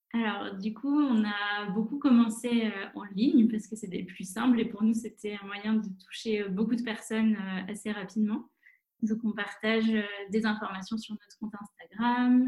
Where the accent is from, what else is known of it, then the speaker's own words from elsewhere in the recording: La Rochelle, Nouvelle-Aquitaine, France; moved away as an adult; also born or lived in Bordeaux / Paris / Madrid / Rome; La Rochelle. C'est là où j'ai grandi